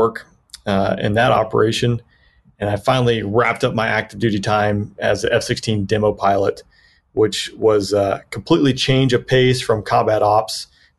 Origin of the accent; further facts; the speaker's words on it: Peachtree City, Georgia, United States; Yeah, originally I grew up in Peachtree City, Georgia, just south of Atlanta there. Kind of an aviation community, big Delta community